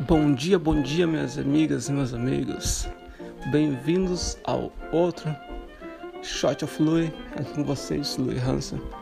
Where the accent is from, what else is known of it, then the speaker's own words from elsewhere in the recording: Santa Catarina, Brazil; eu sou do Sul. Sou só, sou de Santa, sou de Santa Catarina